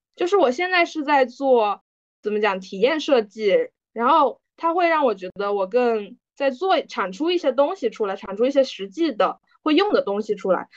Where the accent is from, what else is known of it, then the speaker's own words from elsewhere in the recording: China; 作为大陆人